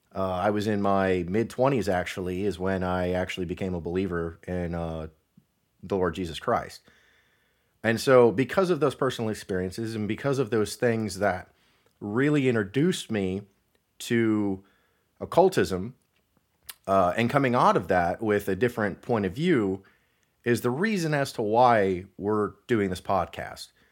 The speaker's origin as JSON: {"language": "English", "region": "Northwest Ohio", "country": "United States", "moved": "yes", "said": "I'm originally from Northwest Ohio"}